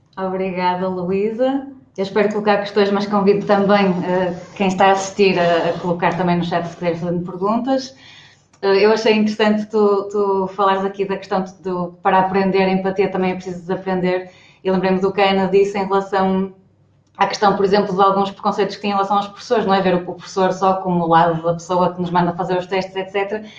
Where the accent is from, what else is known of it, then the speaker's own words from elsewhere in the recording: Braga, Norte, Portugal; sou de Braga